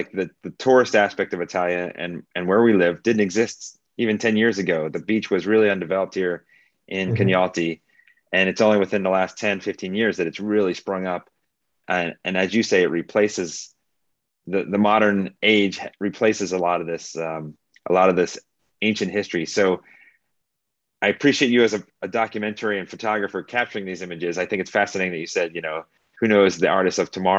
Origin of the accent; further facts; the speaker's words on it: United States; moved away as an adult; now in Turkey; I come from the United States